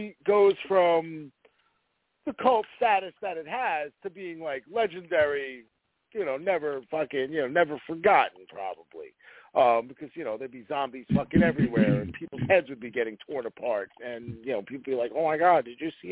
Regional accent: New York City, New York, United States; moved away; I grew up in Brooklyn and Staten Island

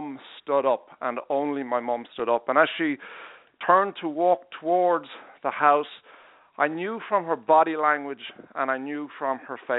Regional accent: Dublin, Leinster, Ireland; moved away as an adult; now in Charleston, United States; I'm from Dublin in Ireland.

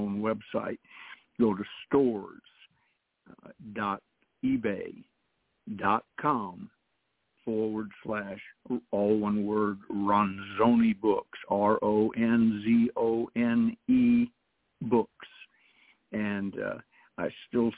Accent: the South, United States; I'm a Southerner

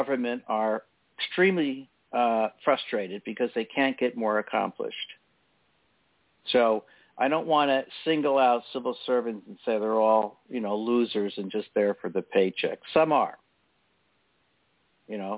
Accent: upstate New York, United States; my middle-class family in upstate New York

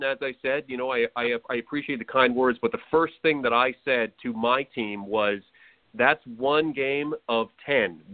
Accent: Canada; someone like me from small town Canada

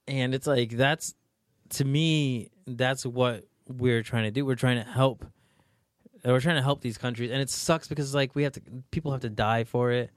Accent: New York, United States; I'm from New York, too

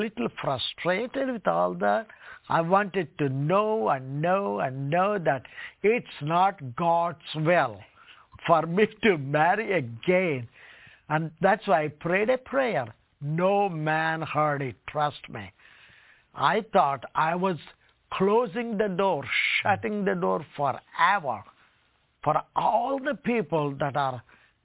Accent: India; born and brought up in India

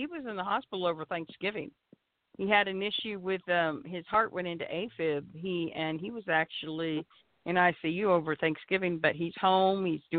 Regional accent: Kansas, United States; moved away as an adult; also born or lived in Arkansas; now in Springdale, United States; Well, I'm originally from Kansas. I moved to Arkansas in 1988, and I moved to Springdale, where I live at now, in 1999. But I'm originally from Kansas.

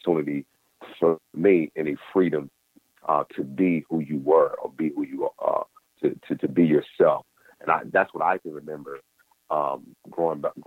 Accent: Mississippi, United States; Life for a black man in the 80s, growing up in Mississippi, it was a time where you kind of knew your place

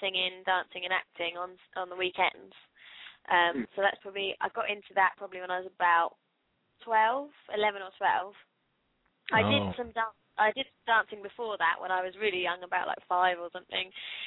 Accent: the south of England, United Kingdom; now in Portsmouth, United Kingdom; I'm from the south. There's not really a lot going on down the south.

